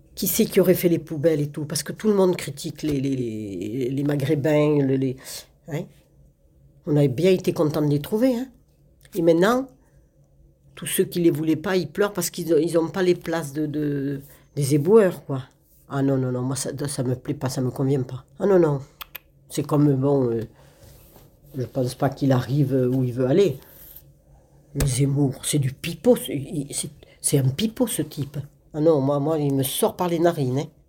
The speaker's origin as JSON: {"language": "French", "area": "Limousin", "region": "Nouvelle-Aquitaine", "country": "France", "moved": "yes", "lives_now": "Le Clat, France", "said": "je viens du Limousin"}